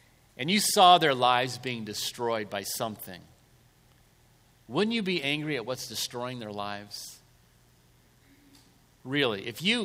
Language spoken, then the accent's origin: English; Southern California, United States; I was raised in Southern California